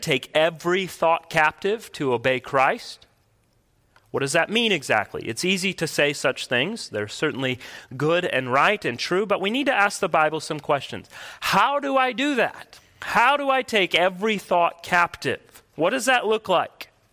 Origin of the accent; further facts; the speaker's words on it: United States; as American people